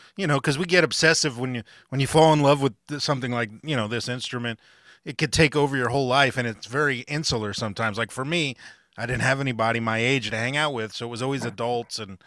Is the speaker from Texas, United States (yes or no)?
no; Fort Lauderdale, Florida, United States; I grew up in South Florida, Fort Lauderdale, you know, down in Miami